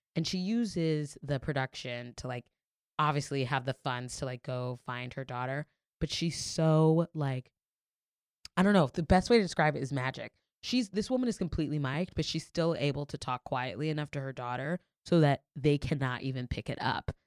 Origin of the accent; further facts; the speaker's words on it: New York, United States; also born or lived in Florida; as a New Yorker